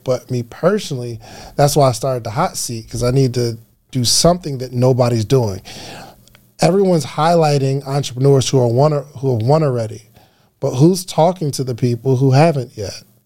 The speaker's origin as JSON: {"language": "English", "region": "New Jersey", "country": "United States", "tie": "born or raised there", "accent": "New Jersey", "moved": "yes", "lives_now": "Atlanta, United States", "said": "I felt so comfortable being at home in New Jersey, growing up in New Jersey"}